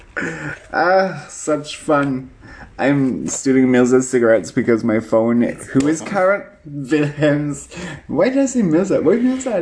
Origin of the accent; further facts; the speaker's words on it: United Kingdom; now in Berlin, Germany; I'm British